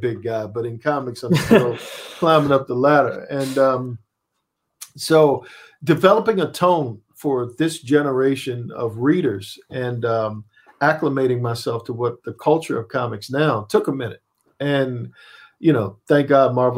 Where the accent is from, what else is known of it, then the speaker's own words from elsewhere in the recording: Annapolis, Maryland, United States; moved away; I'm from Annapolis, Maryland